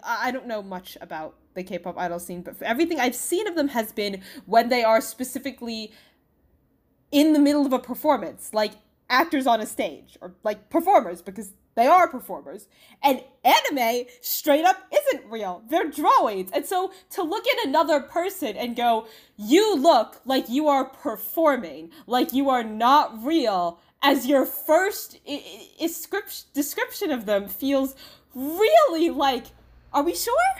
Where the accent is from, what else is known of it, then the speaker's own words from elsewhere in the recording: United States; I am Chinese American